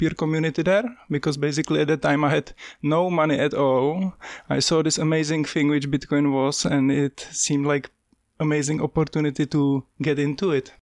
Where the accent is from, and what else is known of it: Czechia; born or raised there; moved away as an adult; also born or lived in London; now in Wellington, New Zealand